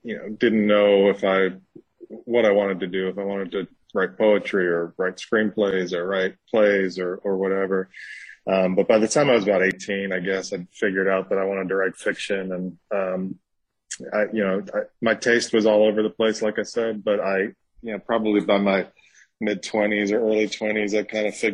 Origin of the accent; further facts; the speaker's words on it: New York, United States; now in Mississippi, United States; I'm from New York, but I live in Mississippi